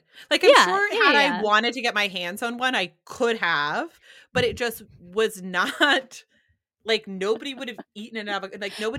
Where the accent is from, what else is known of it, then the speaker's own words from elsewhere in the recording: New Hampshire, United States; grew up in New Hampshire and we never had avocados.